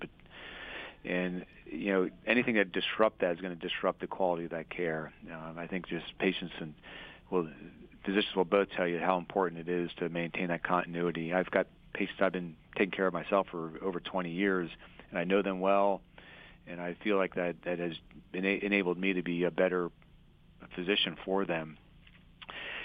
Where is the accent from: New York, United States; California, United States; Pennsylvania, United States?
Pennsylvania, United States; Harrisburg; also born or lived in Philadelphia; I'm a Pennsylvania native. I was born in Philadelphia, and I spent 2 years there and then moved to the Harrisburg area and kind of grown up my entire life here